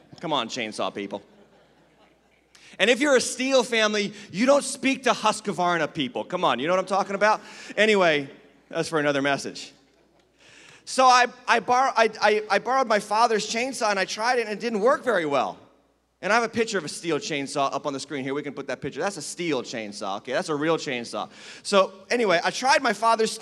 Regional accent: Western Massachusetts, United States; moved away; I was raised in Western Massachusetts.

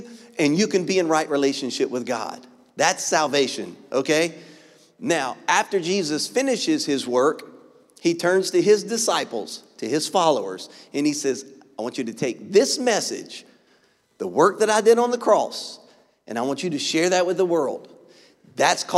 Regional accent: Louisiana, United States; I'm from Louisiana

